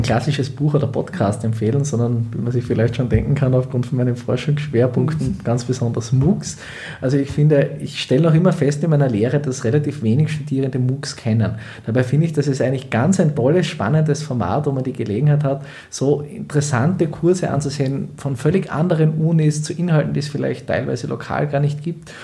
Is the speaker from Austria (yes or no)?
yes; Graz, Styria, Austria; moved away as an adult; now in Hildesheim, Germany; Also ursprünglich bin ich eigentlich auch Grazer Südösterreicher